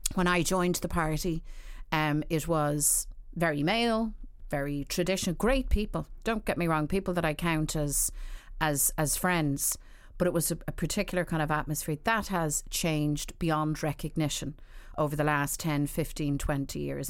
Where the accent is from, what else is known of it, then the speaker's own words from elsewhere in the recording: Dublin, Leinster, Ireland; I grew up in Dublin at a time when, you know, I suppose I'm looking back, nineteen seventies, nineteen eighties